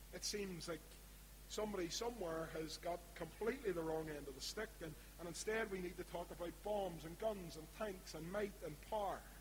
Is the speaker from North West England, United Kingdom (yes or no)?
no; Belfast, Northern Ireland, United Kingdom; accent: East Belfast; my East Belfast accent